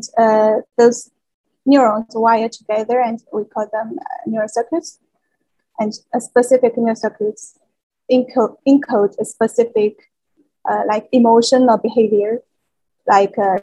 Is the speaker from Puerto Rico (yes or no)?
no; China; moved away as an adult; now in Geneva, Switzerland; I was born in China and received education there